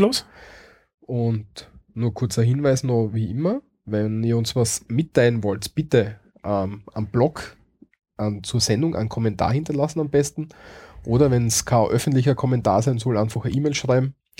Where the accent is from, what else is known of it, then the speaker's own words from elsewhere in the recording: Austria; als Österreicher